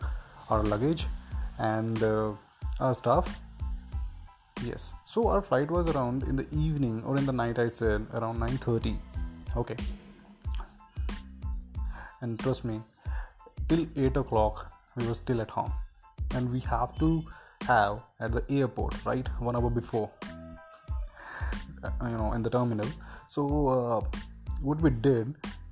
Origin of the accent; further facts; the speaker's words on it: Chandigarh, India; now in Bangalore, India; I'm basically residing in Bangalore, but I'm from Chandigarh.